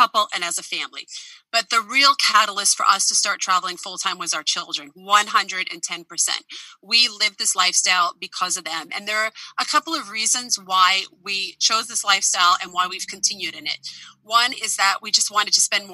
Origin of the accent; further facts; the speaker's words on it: United States; moved away as an adult; I am an American who's been living outside the United States since 2014